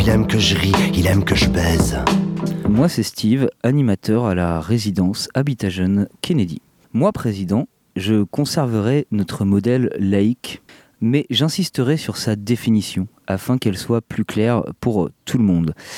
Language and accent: French; France; chez nous en France